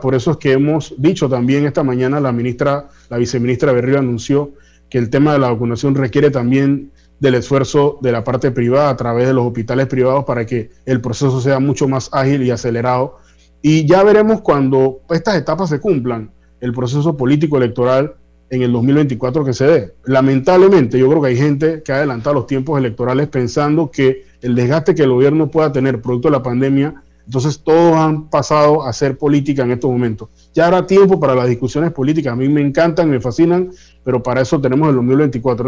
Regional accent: Panama; como panameños

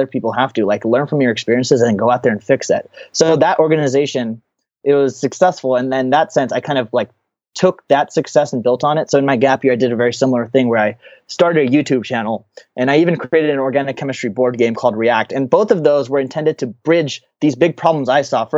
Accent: United States; I'm an Indian American

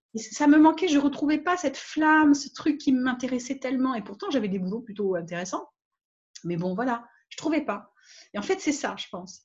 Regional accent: France; moved away as an adult; also born or lived in Réunion / Guadeloupe / Nouméa, New Caledonia; je suis partie de France quand j'avais 20 ans à peu près

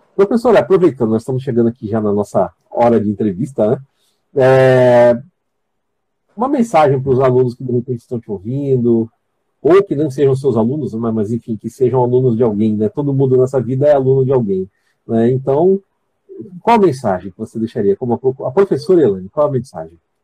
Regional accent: São Paulo, Brazil; moved away as an adult; eu sou filho da terra lá. Eu conheço muito bem minha terra

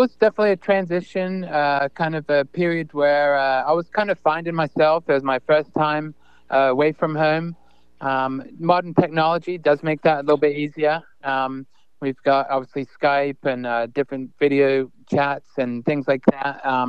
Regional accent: England, United Kingdom; So I kind of assumed I would go back to England, play for my hometown there.

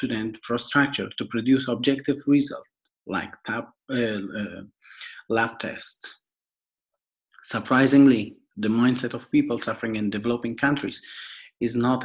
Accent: Afghanistan; now in Switzerland; I'm originally from Afghanistan and I'm living in Switzerland since 2012.

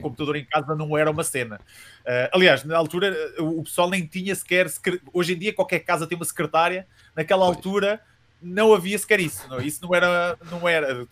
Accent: Coimbra, Centro, Portugal; sou de Coimbra, eh, originalmente de Coimbra

